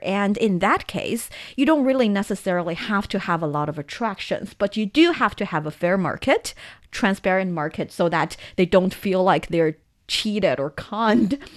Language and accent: English; Taiyuan, Shanxi, China; my hometown Taiyuan